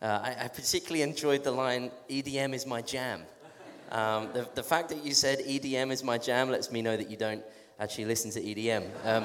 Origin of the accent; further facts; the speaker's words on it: England, United Kingdom; accent: English; I'm from England, I have a strange accent.